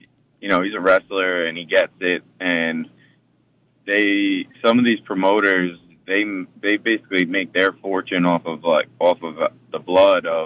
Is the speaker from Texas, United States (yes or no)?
no; Islip, New York, United States; also born or lived in Rockville Centre, New York; I grew up in Islip in Suffolk County, New York.